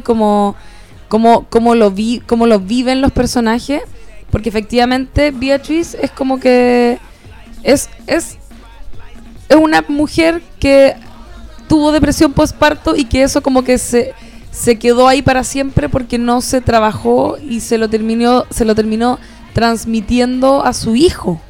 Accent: Chile; nosotros que somos latinoamericanos, chilenos

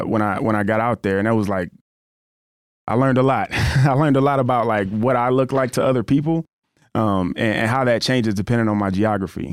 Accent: Florida, United States; moved away; also born or lived in Colorado / South Dakota / Los Angeles / Fresno; I grew up in Florida

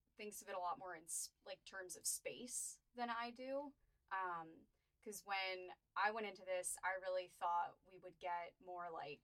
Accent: Charleston, South Carolina, United States; moved away; I'm from Charleston

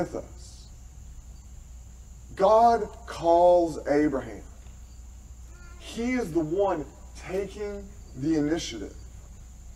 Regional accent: Tennessee, United States; moved away; I am from Tennessee

